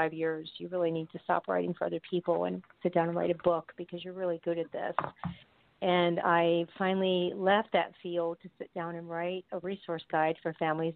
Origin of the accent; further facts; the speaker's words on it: New York, United States; now in Florida, United States; I'm originally from New York